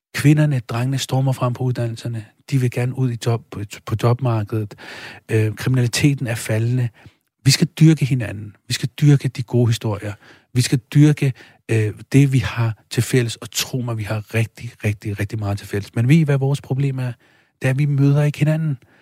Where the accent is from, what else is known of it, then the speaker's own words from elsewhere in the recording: Denmark; Jeg kommer selv fra Stenbroen